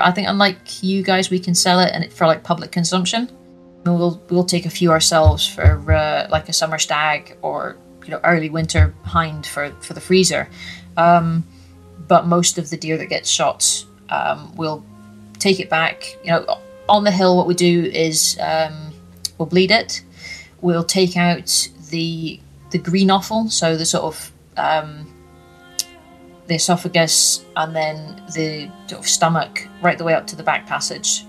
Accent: Orkney, Scotland, United Kingdom; moved away; also born or lived in North Highlands; I grew up on Orkney, Ninemouth, North Coast. I moved down to the, to the North Highlands

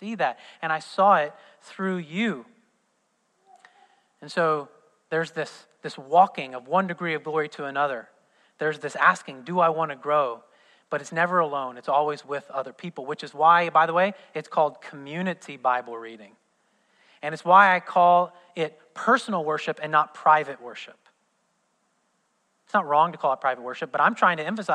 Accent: southern Indiana, United States; born or raised there

